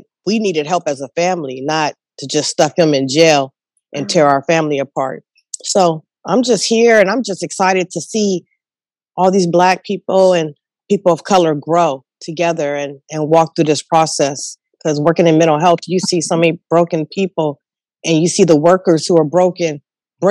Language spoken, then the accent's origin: English; Richmond, California, United States; also born or lived in San Francisco; growing up in Richmond and Frisco